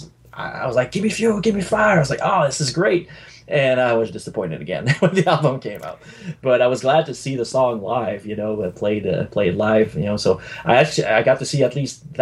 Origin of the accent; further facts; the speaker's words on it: Sherbrooke, Quebec, Canada; I was still in my hometown in Sherbrooke, Quebec